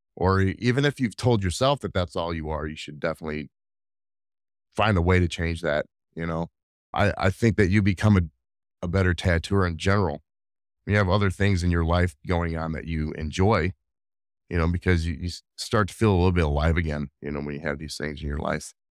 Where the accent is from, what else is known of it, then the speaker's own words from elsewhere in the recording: Rockford, Illinois, United States; I grew up in Northern Illinois, Rockville, Illinois, to be specific